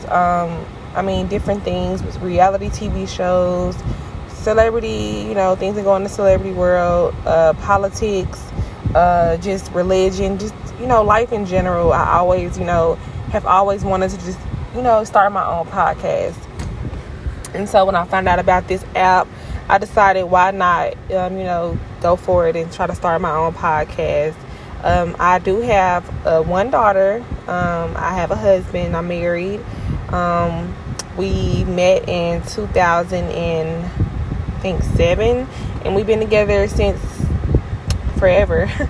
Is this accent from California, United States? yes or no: no; Flint, Michigan, United States; now in Jackson, United States; I'm from Flint, Michigan